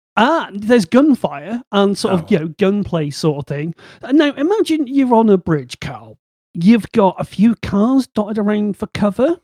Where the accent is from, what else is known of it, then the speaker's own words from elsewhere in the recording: Bristol, South West England, United Kingdom; accent: Bristol; my Bristol accent